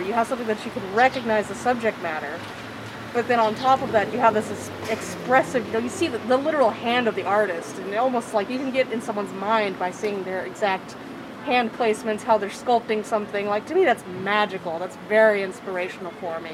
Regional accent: Sanger, California, United States; also born or lived in Central Valley, California; originally Sanger, California, but I've kind of bounced all around the valley and kind of all around the central state in general, also

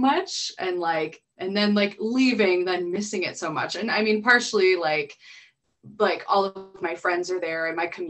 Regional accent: Chicago, Illinois, United States; also born or lived in Milwaukee, Wisconsin; born in Jefferson Park, which is on the north side of Chicago. And I grew up there

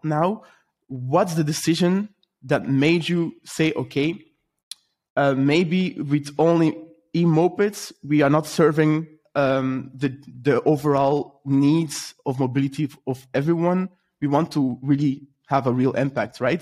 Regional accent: Belgium; I'm from Belgium

